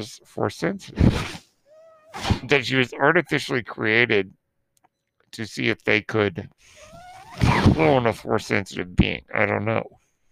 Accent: New Zealand; accent: Kiwi; my terrible Kiwi accent

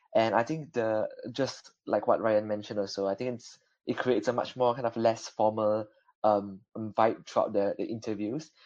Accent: Malaysia; now in Belfast, United Kingdom; I'm originally from Malaysia

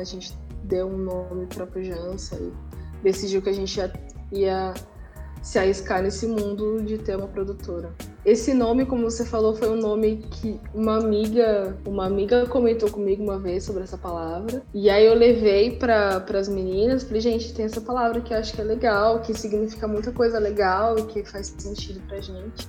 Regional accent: São Paulo, Brazil; eu sou de São Paulo, eu sou uma pessoa da periferia

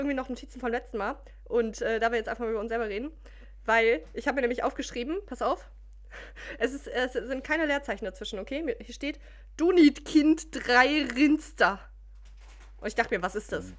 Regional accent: Mülheim an der Ruhr, North Rhine-Westphalia, Germany; wir sind aufgewachsen in Müllermann der Ruhr.

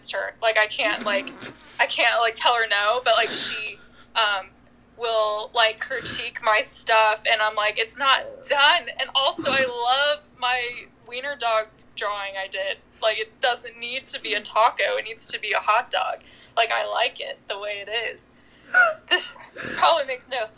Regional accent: Clovis, California, United States; moved away as an adult; now in Fresno, United States; growing up in Clovis

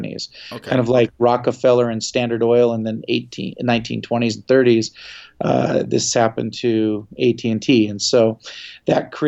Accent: Seattle, Washington, United States; also born or lived in Philadelphia, Pennsylvania; I was raised in Seattle, Washington

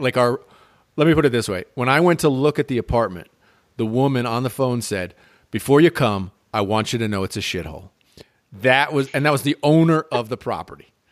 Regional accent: United States; moved away as an adult; also born or lived in Chicago / St. Thomas / Costa Rica; I'm American

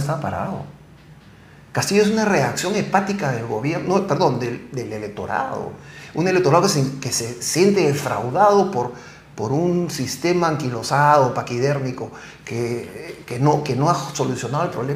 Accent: Peru; nosotros tenemos que hacer como peruanos

